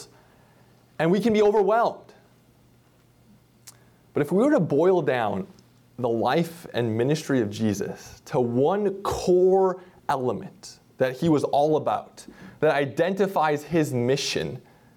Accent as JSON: {"language": "English", "region": "Minnesota", "country": "United States", "tie": "born or raised there", "moved": "yes", "said": "I grew up in Minnesota, and my parents still live in central Minnesota"}